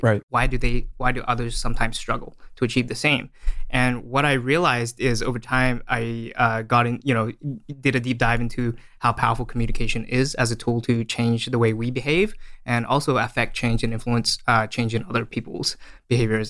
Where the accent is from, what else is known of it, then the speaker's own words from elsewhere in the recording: Australia; moved away as an adult; also born or lived in Malaysia; now in San Francisco, United States; I was born in Malaysia and I uh, grew up in Australia.